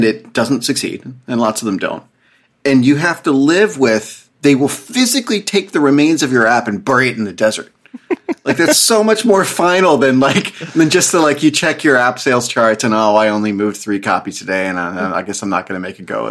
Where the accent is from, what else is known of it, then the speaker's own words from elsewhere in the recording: outside of Harrisburg, Pennsylvania, United States; I grew up outside of Harrisburg